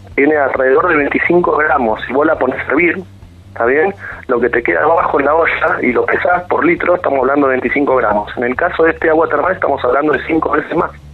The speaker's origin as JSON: {"language": "Spanish", "town": "Bahía Blanca", "region": "Buenos Aires Province", "country": "Argentina", "tie": "born or raised there", "lives_now": "Pedro Luro, Argentina", "said": "yo soy de Bahía Blanca nativo"}